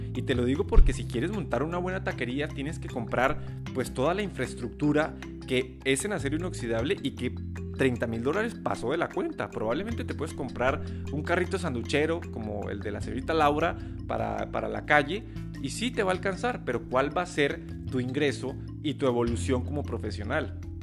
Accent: Mexico; aquí en México

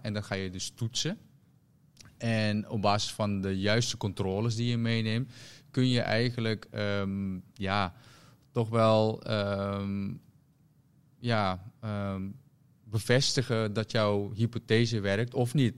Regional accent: Rotterdam, South Holland, Netherlands; ik kom uit Rotterdam.

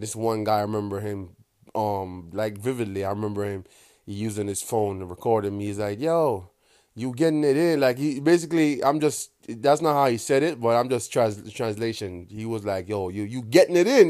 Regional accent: Kingston, Jamaica; accent: Jamaican; I was born and raised in Kingston, Jamaica, in a small, small little community called Walton Park Road.

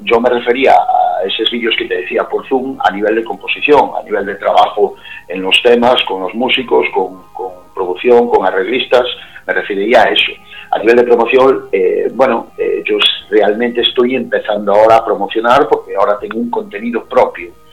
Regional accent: Cariño, Galicia, Spain; accent: Galician; ya por mi acento os podéis imaginar que soy gallego

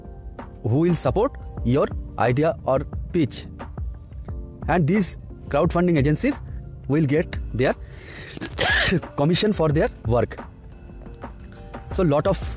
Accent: India; I am from India

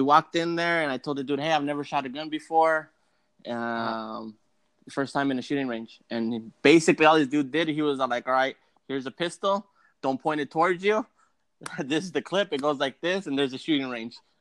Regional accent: the Peninsula, Bay Area, California, United States; we're on the peninsula. We are on the other side of the Bay Area

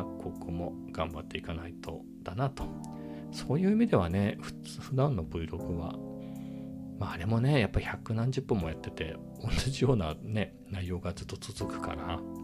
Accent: Japan; first language Japanese; 日本語の日本語の日本人の僕

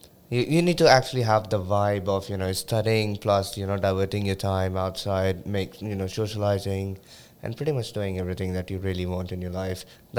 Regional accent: Australia; also born or lived in Delhi, India; now in Montreal, Canada; I was born in Delhi, India, and then I lived in Australia the rest of my life.

